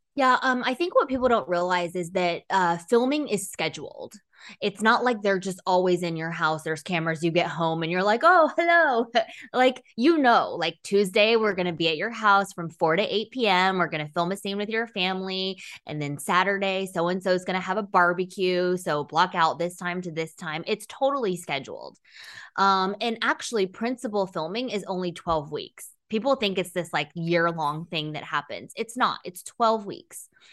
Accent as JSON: {"language": "English", "region": "Texas", "country": "United States", "tie": "born or raised there", "also_born_or_lived": "China / Dallas, Texas / Ithaca, New York / San Francisco, California", "said": "we moved to Texas when I was in grade school, finished, um, high school here"}